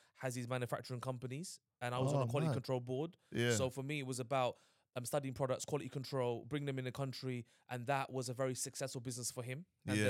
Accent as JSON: {"language": "English", "region": "London", "country": "United Kingdom", "tie": "born or raised there", "said": "I grew up in Hackney"}